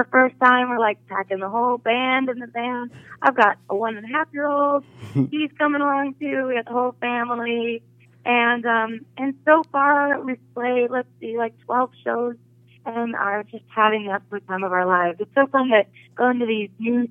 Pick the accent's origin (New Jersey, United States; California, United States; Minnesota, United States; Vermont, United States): Minnesota, United States; Cannon Falls; moved away; also born or lived in Nashville; I am playing, yes, my hometown.